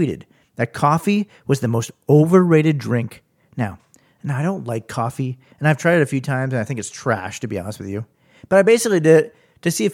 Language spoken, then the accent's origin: English; Arnprior, Ontario, Canada; growing up in Arnprior